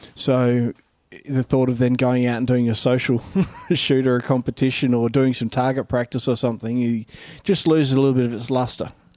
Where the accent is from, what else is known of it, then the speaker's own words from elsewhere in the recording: Mount Gambier, South Australia, Australia; also born or lived in New South Wales; now in Queensland, Australia; South Australia, where I'm from, is a real duck hunting place, and I grew up around Mount Gambier region